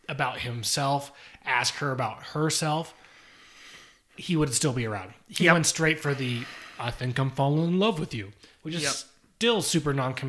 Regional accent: Orange County, California, United States; We're from Orange County, California

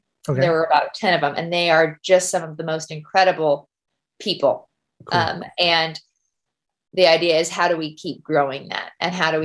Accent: Gibbon, Nebraska, United States; moved away as an adult; now in Kodiak, United States; my home church, Gibbon, Nebraska.

